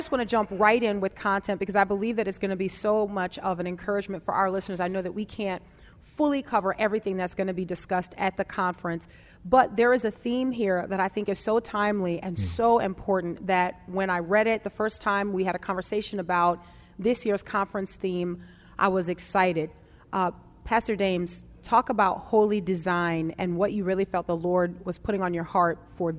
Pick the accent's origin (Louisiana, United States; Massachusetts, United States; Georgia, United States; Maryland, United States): Louisiana, United States; New Orleans; I would like to just say Taryn, but that's because I'm from New Orleans.